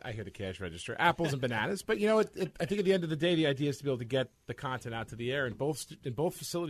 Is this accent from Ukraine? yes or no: no; Suffolk County, Long Island, New York, United States; I'm from the faraway coast of Long Island, Suffolk County.